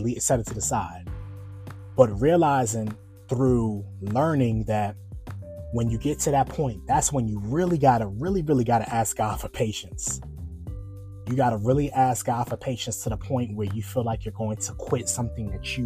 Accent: New York, United States; now in Virginia, United States; I'm originally from New York, and I live in Virginia now

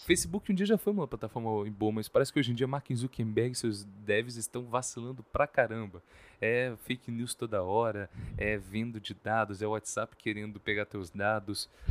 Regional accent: Espírito Santo, Brazil; pra gente aqui, que é do Espírito Santo

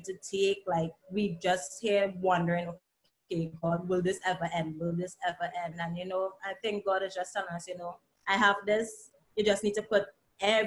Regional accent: Trinidad & Tobago; also born or lived in Antigua; now in Antigua and Barbuda; coming from Trinidad and Tobago, well, presently Antigua, but I'm originally from Trinidad and Tobago.

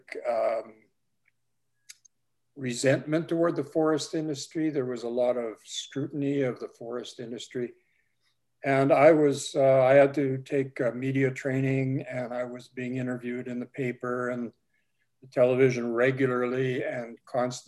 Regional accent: Alberta, Canada; moved away as an adult; also born or lived in Vancouver; now in Vancouver Island, Canada; I'm from Alberta

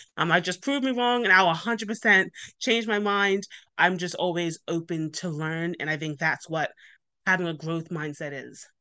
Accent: Bermuda; moved away; I'm originally from Bermuda, hence the accent.

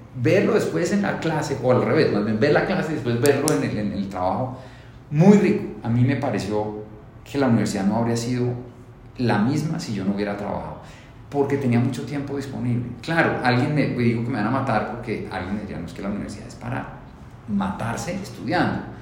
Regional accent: Colombia; Yo soy felizmente, orgullosamente colombiano

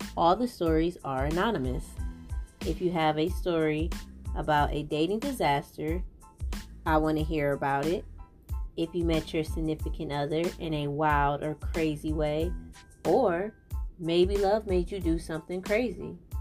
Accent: Cleveland, Ohio, United States; I'm from Cleveland

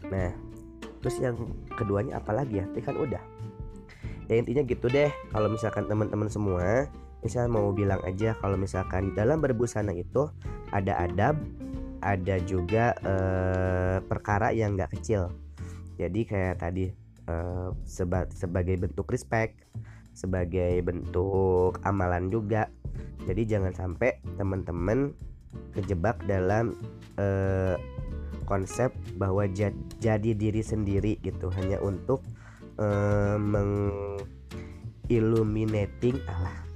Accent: West Java, Indonesia; aku mah orang Sunda jadi ngomongnya rada seperti ini

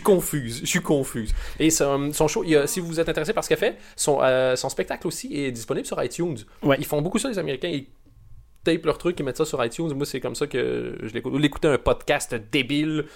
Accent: Canada; moved away; je viens du, du Canada

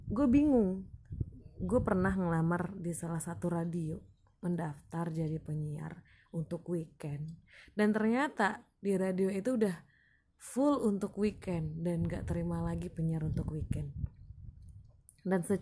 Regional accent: Padang, West Sumatra, Indonesia; now in Tangerang, Indonesia; gue asli Minang daerah Minang asli Sumatera Barat dan tepatnya di kota Padang

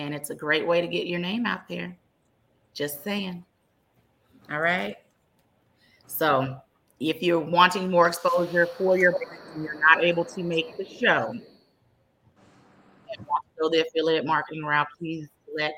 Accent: Dallas, Texas, United States; born and raised in Dallas, Texas

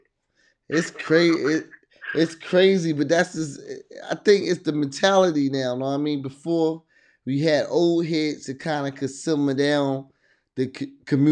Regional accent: Hackensack, New Jersey, United States; now in Virginia, United States; I'm born and raised in Jersey

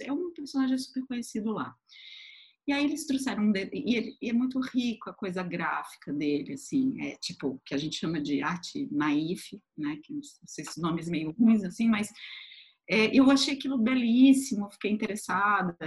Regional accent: Florianópolis, Santa Catarina, Brazil; moved away as an adult; also born or lived in Tubarão, Santa Catarina; now in São Paulo, Brazil; nasci numa cidade até um pouco menor, bem menor, que se chama Tubarão, em Santa Catarina também. Mas eu fui morar com poucos meses de idade em Florianópolis, então me considero de Florianópolis.

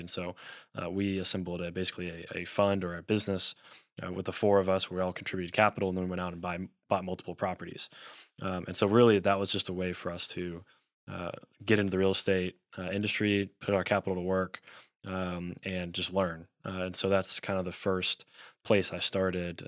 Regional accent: Elizabethtown, Kentucky, United States; also born or lived in Louisville, Kentucky / Lexington, Kentucky; I'm from Elizabethtown, Kentucky

